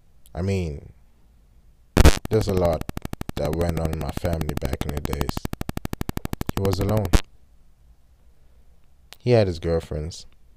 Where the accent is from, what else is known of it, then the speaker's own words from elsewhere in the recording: Wuppertal, North Rhine-Westphalia, Germany; So I was born in Germany, North Rhine-Westphalia, in a town called Wuppertal. I was raised by my mom.